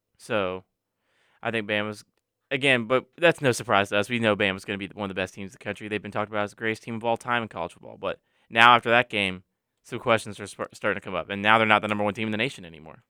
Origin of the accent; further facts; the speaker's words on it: the South, United States; growing up in the South